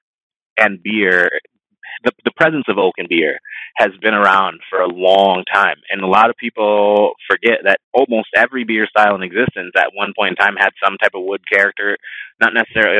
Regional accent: Florida, United States; moved away; I grew up in Florida, so I'm very familiar with Cigar City. I grew up about an hour away from that brewery, from the original one

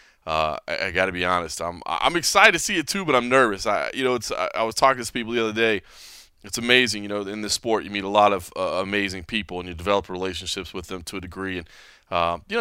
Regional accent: Dallas, Texas, United States; moved away; I am back in my home state, San Antonio to be precise. I'm a Dallas guy, but still back in Texas

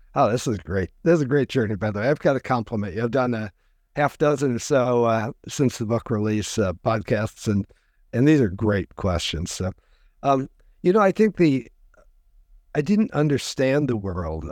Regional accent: DeKalb, Illinois, United States; now in West Coast, United States; I grew up in the Midwest, uh, a, a small university town. My parents were college professors, uh, called DeKalb, Illinois

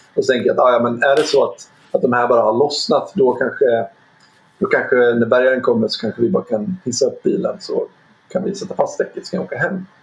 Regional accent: Dalarna County, Sweden; moved away; jag har en, ehm, kompis som jag växte upp med uppe i Dalarna

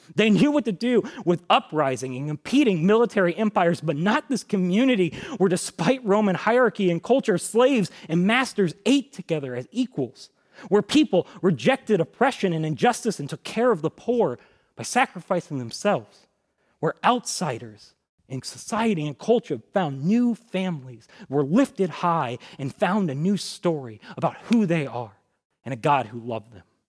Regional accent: United States; the American church

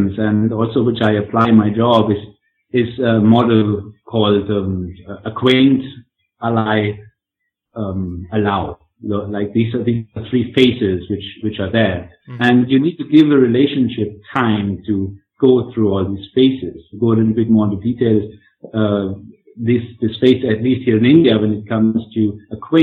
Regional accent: Germany; I'm coming from Germany

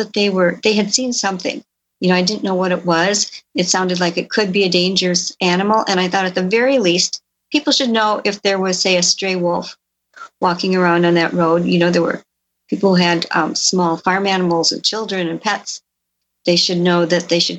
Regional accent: Elkhorn, Wisconsin, United States; my hometown of Elkhorn, Wisconsin

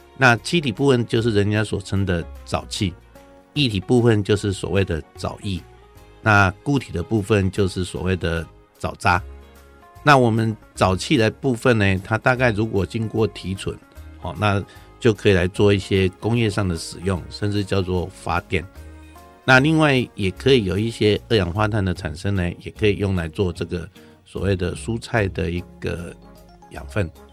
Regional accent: Taiwan; 我们台湾这边

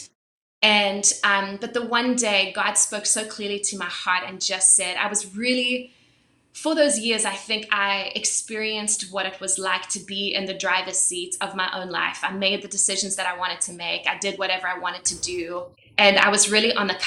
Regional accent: South Africa; So I was born and raised in South Africa, and I was born into a Christian family

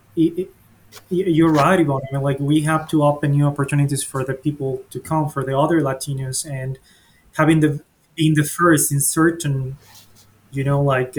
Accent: Mexico; moved away as an adult; also born or lived in Monterrey, Mexico / Saudi Arabia / Oxford, England; now in United States; I'm originally from Mexico

